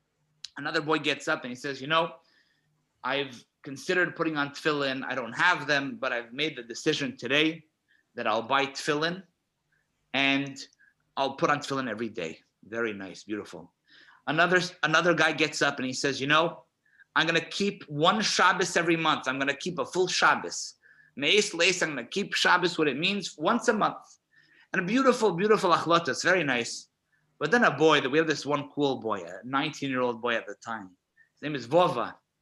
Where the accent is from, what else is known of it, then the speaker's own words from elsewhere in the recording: Rostov-on-Don, Rostov Oblast, Russia; And incidentally, we come from Rostov, the city which was most affected by the Holocaust in Russia, the city which had the largest mass killing of Yidden.